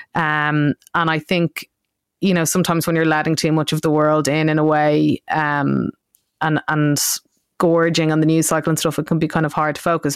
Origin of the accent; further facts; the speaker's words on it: Ireland; I grew up in Ireland